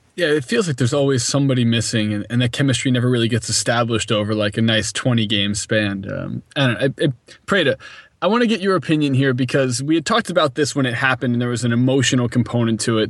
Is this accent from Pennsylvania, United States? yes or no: yes; Philadelphia, Pennsylvania, United States; I was from Philadelphia